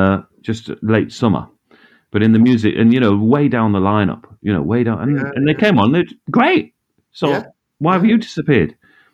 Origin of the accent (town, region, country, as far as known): Middlesbrough, North East England, United Kingdom; moved away